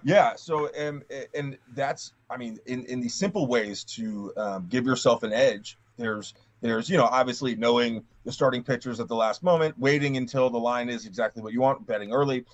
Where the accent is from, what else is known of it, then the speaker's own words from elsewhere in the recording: Mid-Atlantic, United States; I grew up on the Mid Atlantic.